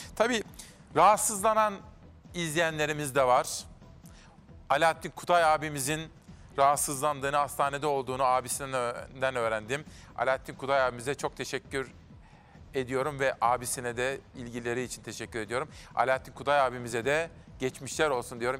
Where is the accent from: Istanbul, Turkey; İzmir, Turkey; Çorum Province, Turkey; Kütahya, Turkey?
Kütahya, Turkey; moved away as an adult; also born or lived in Ankara; memleketim 43